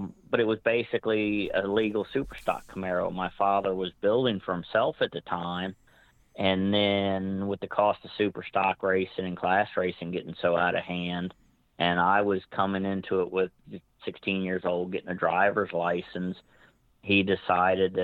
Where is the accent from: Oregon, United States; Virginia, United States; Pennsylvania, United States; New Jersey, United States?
Virginia, United States; Northern; growing up in Northern Virginia area